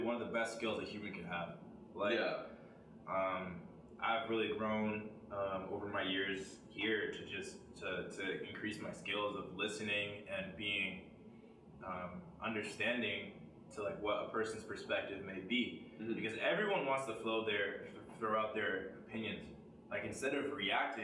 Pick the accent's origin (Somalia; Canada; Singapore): Canada; Ontario; I'm from Ontario